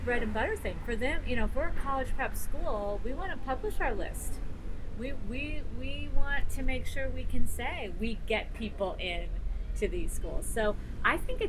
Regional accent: Los Angeles, California, United States; accent: Valley girl; moved away as an adult; now in Stanford, United States; I'm from

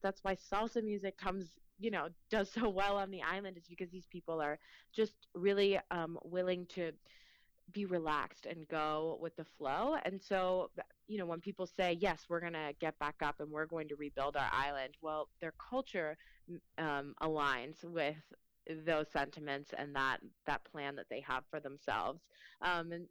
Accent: Slidell, Louisiana, United States; first language Spanish; English is a second language; also born or lived in Mexico; now in Washington, D.C., United States; I'm from 20 minutes outside of New Orleans. I grew up in Slidell, Louisiana.

